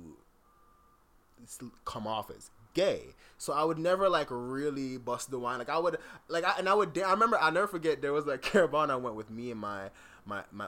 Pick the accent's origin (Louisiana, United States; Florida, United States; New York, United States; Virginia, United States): Florida, United States; South; growing up in South Florida